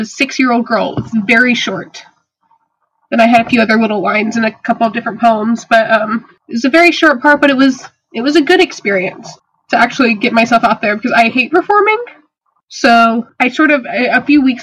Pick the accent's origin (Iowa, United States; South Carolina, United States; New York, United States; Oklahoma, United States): South Carolina, United States; moved away as an adult; now in Reading, United States; I am from South Carolina.